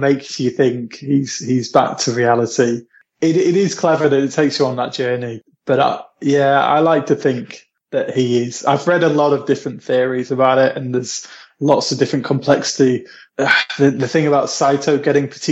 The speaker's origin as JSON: {"language": "English", "area": "Lincolnshire", "region": "East Midlands", "country": "United Kingdom", "moved": "yes", "lives_now": "Manchester, United Kingdom"}